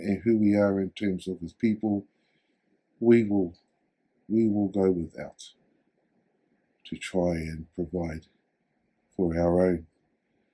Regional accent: Hamilton, Waikato, New Zealand; also born or lived in Tokoroa, New Zealand; My mum brought us here to Hamilton, Kirikiriro, to find better opportunities.

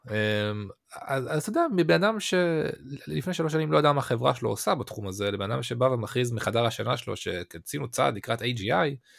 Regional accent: Israel; בתור ישראלים

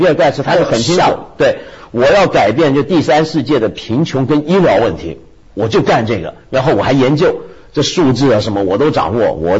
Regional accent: China; 特别是我们中国人啊，捐钱这是个什么概念？

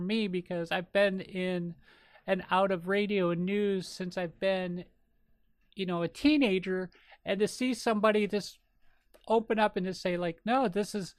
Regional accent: Minnesota, United States; accent: Minnesota; my Minnesota accent

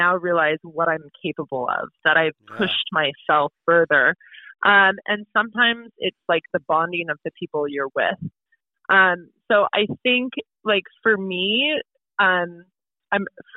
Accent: Portland, Oregon, United States; moved away as an adult; now in New Hampshire, United States; Out in Oregon, I grew up in Portland

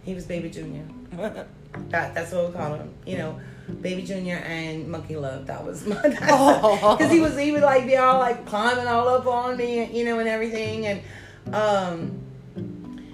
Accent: Cajun, Louisiana, United States; we're Cajun people

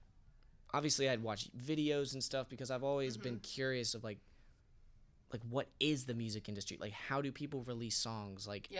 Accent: Ohio, United States; moved away; I'm from Ohio, yeah. Like the freaking conservative capital of the US. You know what I mean? Like it's the Midwest.

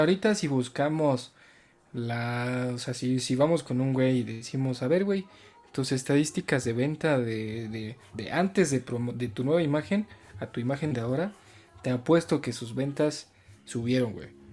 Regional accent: Mexico; nosotros como mexicanos

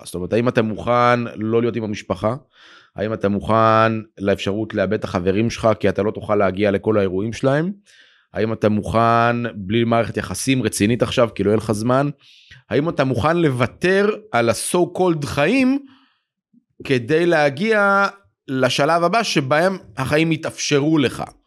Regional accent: Jerusalem, Jerusalem District, Israel; now in Tel Aviv, Israel; אני במקור ירושלמי

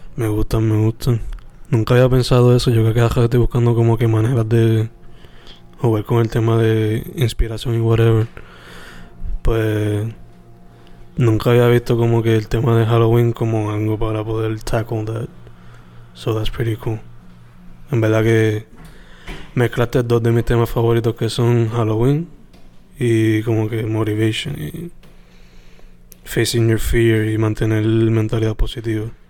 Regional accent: Sabana Grande, Puerto Rico; mi pueblo nativo, bueno, mi pueblo de crianza de Sabana Grande

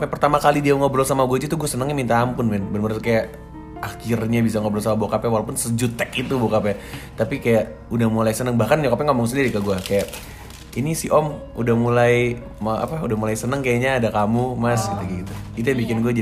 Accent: Jakarta, Indonesia; susah banget dari awal yang gak suka sama gue karena cuma karena gue orang Jakarta doang.

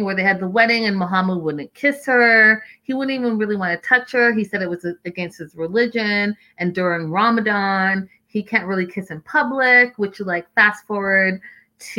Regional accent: Canada; as a Canadian

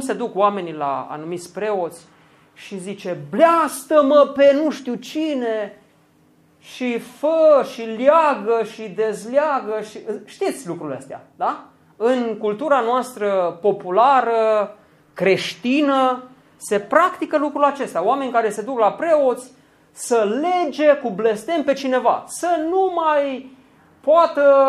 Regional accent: Romania; pentru noi ca români

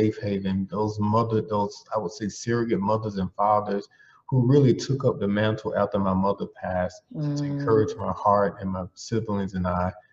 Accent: Belle Glade, Florida, United States; moved away; I'm from Belgrade, Florida, which is in Palm Beach County

